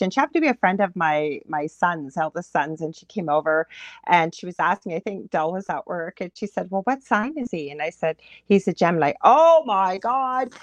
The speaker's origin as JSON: {"language": "English", "country": "Canada", "said": "I am a Canadian clairvoyant medium"}